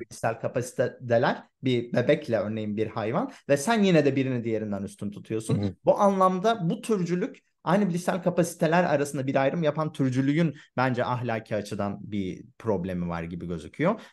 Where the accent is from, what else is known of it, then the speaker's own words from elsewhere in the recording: Hatay, Turkey; ben Hatay'da büyüdüm